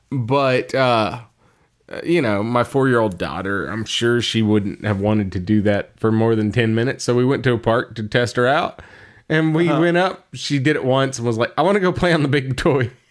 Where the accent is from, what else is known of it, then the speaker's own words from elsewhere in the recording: Texas, United States; we're from Texas and there's no snow